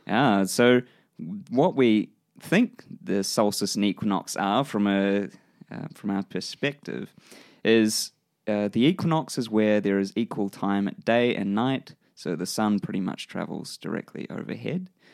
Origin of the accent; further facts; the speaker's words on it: New Zealand; accent: New Zealand; my New Zealand accent